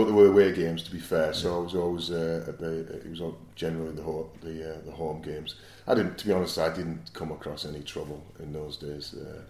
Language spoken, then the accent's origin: English; Middlesbrough, North East England, United Kingdom; moved away; Yeah, I was born in Acklam, in Middlesbrough, brought up as a Borough fan.